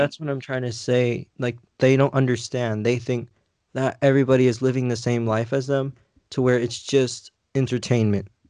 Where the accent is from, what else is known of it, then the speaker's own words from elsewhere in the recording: United States; I'm American. I'm from here. I was born here on American soil